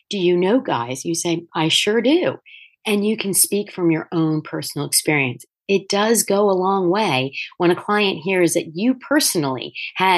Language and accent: English; Delaware, United States; also born or lived in Manhattan, New York; When I moved out of Manhattan and back to my home state of Delaware